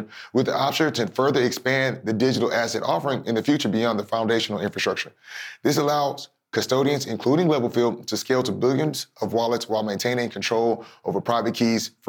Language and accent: English; Texas, United States; my home state of Texas